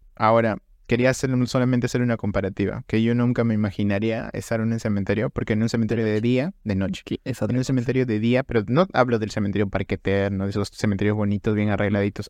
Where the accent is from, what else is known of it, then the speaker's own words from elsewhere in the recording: Trujillo, La Libertad, Peru; nosotros somos de Trujillo, o sea, del departamento de la libertad Trujillo.